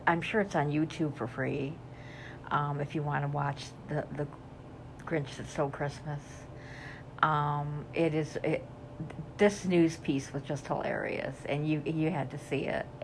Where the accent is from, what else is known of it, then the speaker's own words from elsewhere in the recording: upstate New York, United States; I'm from New York, upstate New York, that is